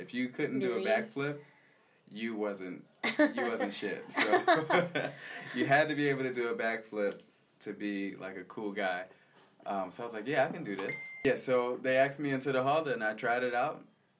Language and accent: English; Philadelphia, Pennsylvania, United States; Yeah, I was born in the States. I was born in Philadelphia, mm-hmm. West Philadelphia, born and raised. But I grew up in Southwest Philadelphia. My mom is from Philadelphia, and my dad is from Santos. So it's kind of a weird mix of being Brazilian and American at the same time.